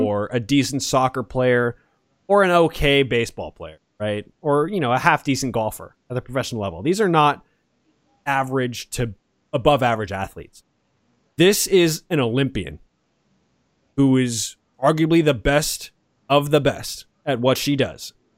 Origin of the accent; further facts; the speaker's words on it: Atlanta, Georgia, United States; now in Los Angeles, United States; I'm from Atlanta